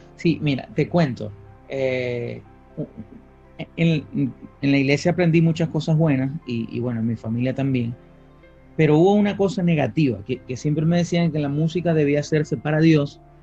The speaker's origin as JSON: {"language": "Spanish", "town": "Maracaibo", "region": "Zulia", "country": "Venezuela", "tie": "born or raised there", "moved": "as an adult", "lives_now": "Madrid, Spain", "said": "yo nací en Maracaibo, eh, viví hasta los 28 años en Maracaibo. Crecí en una familia muy bonita"}